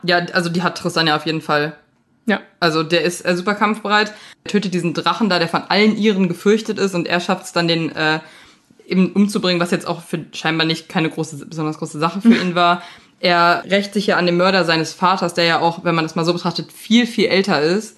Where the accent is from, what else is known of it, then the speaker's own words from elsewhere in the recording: Leichlingen, North Rhine-Westphalia, Germany; meine Heimatstadt ist Leichling